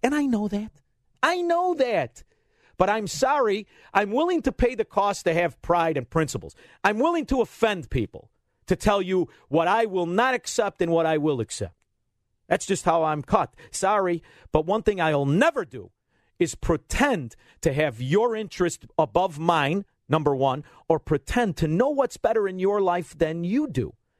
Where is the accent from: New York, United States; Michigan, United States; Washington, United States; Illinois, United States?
Illinois, United States; Melrose Park; I'm from a town called Melrose Park